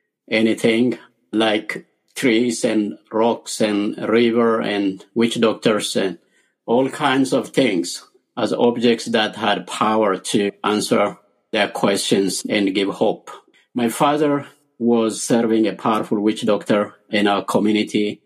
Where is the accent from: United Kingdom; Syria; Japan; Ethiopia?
Ethiopia; I was born and raised in Ethiopia.